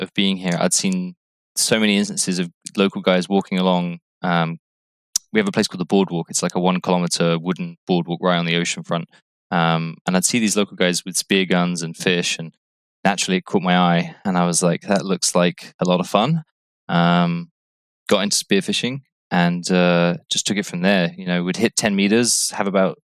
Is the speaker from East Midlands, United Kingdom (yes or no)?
no; Cornwall, South West England, United Kingdom; moved away as an adult; also born or lived in Hampshire; now in Barbados; Originally from Cornwall in the UK. I moved to Barbados in 2011.